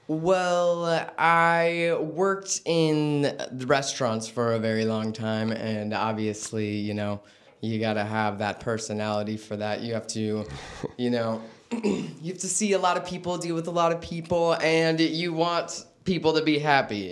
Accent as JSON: {"language": "English", "town": "Vallejo", "region": "California", "country": "United States", "tie": "born or raised there", "said": "born and raised."}